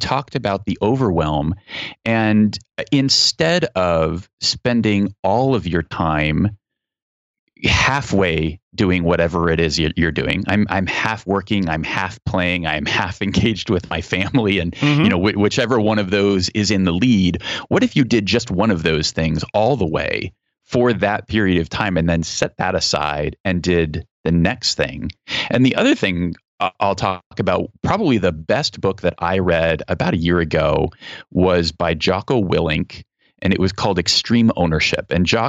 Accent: Germany; born there; I come from, I was born in Germany. My dad retired as a 2-star general in the Army Reserve.

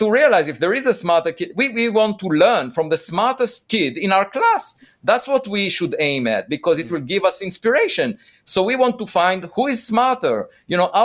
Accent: Israel; moved away; I'm originally from Israel

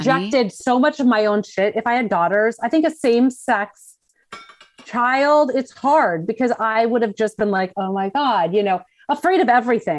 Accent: Scottsdale, Arizona, United States; moved away as an adult; also born or lived in Los Angeles / San Diego; I grew up in Scottsdale, Arizona

